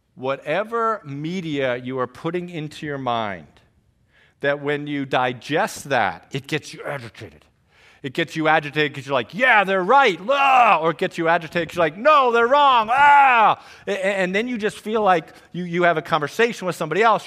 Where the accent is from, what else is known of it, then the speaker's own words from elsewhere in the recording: Trumbull, Connecticut, United States; also born or lived in Greenville, South Carolina; I am from Trumbull, Connecticut.